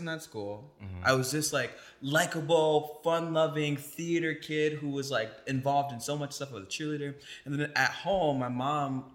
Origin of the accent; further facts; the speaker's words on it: South Bend, Indiana, United States; moved away; also born or lived in Chicago / Brooklyn, New York; I grew up in South Bend, Indiana, and then I moved to Chicago